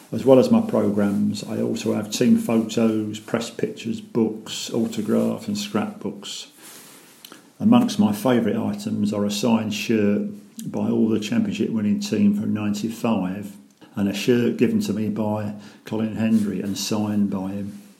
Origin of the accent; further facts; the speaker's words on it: Essex, East of England, United Kingdom; also born or lived in Hornchurch, Essex; now in Llandudno, United Kingdom; I was born in Essex and now live in North Wales.